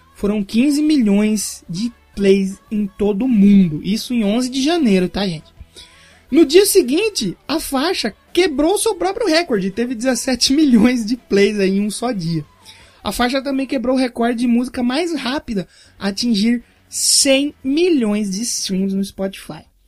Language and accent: Portuguese; Brazil; eu sou brasileiro